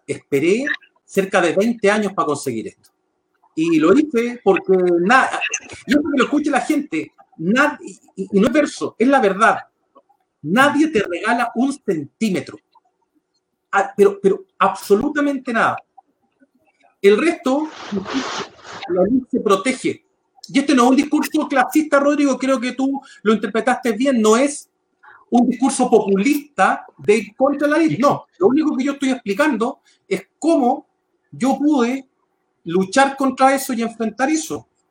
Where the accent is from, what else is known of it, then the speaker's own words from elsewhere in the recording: San Bernardo, Santiago Metropolitan Region, Chile; nacido y criado en la comuna de San Bernardo